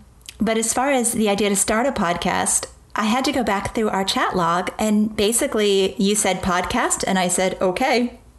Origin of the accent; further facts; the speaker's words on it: East Coast of the United States, United States; I am from the East Coast of the United States.